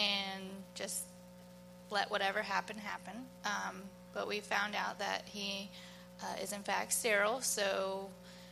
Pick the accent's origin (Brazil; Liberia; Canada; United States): United States; Arbondale; We're from Arbondale. We graduated from Arbondale High School